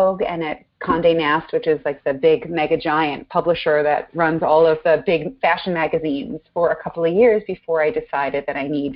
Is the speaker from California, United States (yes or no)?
no; Long Island, New York, United States; I was raised outside of New York, out in Long Island